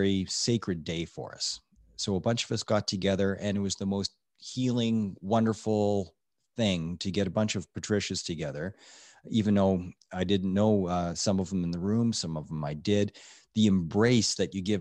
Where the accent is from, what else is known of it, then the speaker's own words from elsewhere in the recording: Edmonton, Alberta, Canada; now in Okotoks, Canada; I grew up in Edmonton